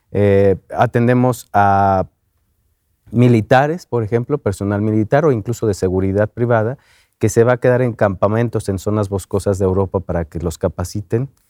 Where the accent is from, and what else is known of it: Mexico